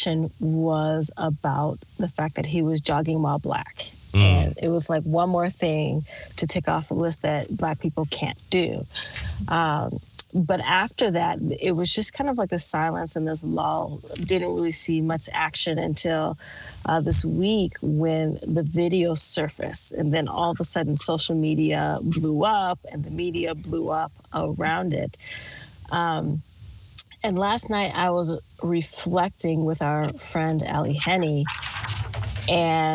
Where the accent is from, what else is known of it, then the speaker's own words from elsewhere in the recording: Minnesota, United States; also born or lived in California; now in Texas, United States; I'm from Minnesota